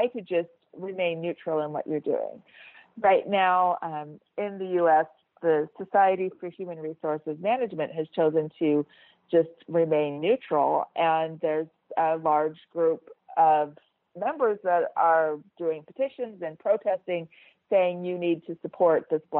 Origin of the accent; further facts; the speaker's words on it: United States; moved away as an adult; now in Switzerland; I'm an American, I live in Switzerland